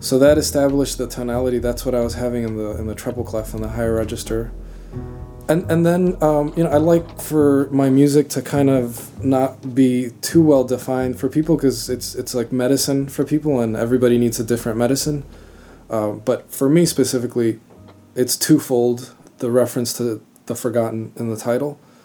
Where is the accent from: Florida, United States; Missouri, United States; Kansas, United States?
Florida, United States; Miami; also born or lived in Cuba; I was born in Cuba, but I grew up in Florida. Uh, I grew up fairly close to the Everglades. I lived in, in Kendall, in Miami